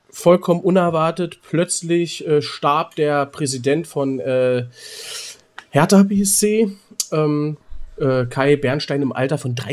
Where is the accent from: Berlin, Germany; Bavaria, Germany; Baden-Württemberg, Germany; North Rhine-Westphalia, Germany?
Berlin, Germany; now in Hamburg, Germany; ich komme zwar aus Berlin, natürlich Union, Köpenicker, bin ich immer dafür, aber ich bin halt Borussia Dortmund. Und auf immer die ganze Sicht, ich meine, ich bin in Hamburg.